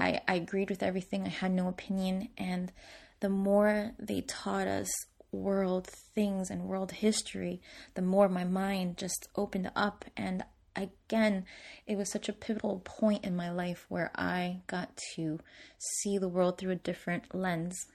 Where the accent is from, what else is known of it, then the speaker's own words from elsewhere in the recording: Newark, New Jersey, United States; I grew up in Newark, New Jersey